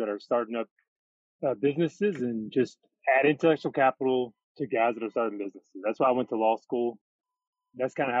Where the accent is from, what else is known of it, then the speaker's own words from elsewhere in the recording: Fordsville, Kentucky, United States; moved away as an adult; also born or lived in Hilton Head / South Korea / Los Angeles / Louisville; from Western Kentucky, from born and raised in Fordsville, Kentucky